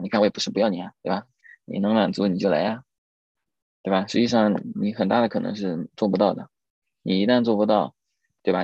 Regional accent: Suzhou, Jiangsu, China; 因为我也苏州人

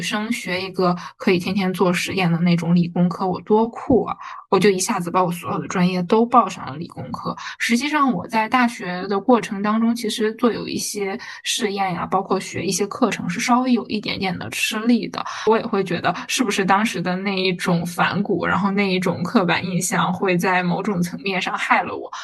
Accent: Northeast China, China; moved away as an adult; now in Shanghai, China; 我其实是一个东北人

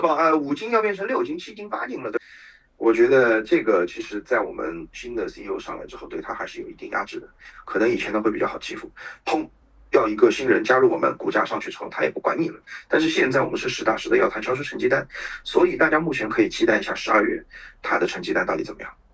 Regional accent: China; 我们中国人

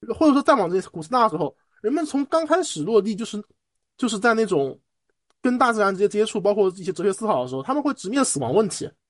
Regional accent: Shanghai, China; 我本身上海长大了

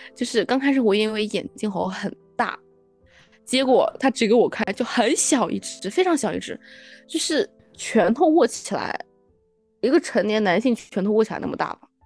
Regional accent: China; 我说我中国人

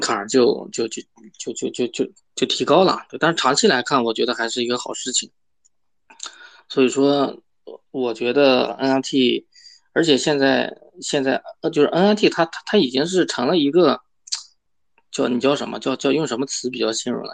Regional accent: China; 我们中国人

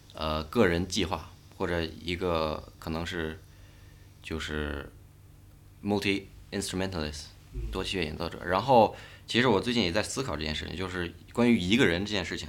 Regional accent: Beijing, China; 我跟北京这个城市其实，虽然我从小在这儿长大

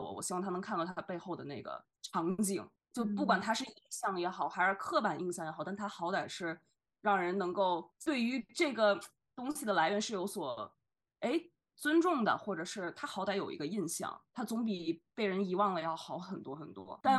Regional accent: Xi'an, Shaanxi, China; 所以我本人因为呃母亲来自于西安，所以我从小在西安待的这个情况下，会对像唐朝的文化自然而然的感兴趣

